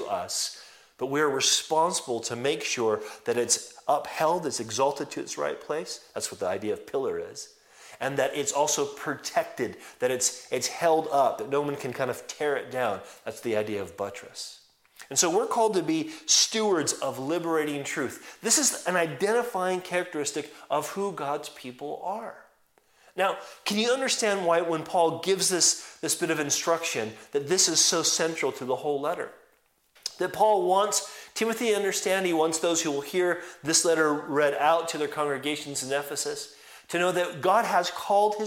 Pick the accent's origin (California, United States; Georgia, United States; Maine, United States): California, United States; moved away; I'm actually from California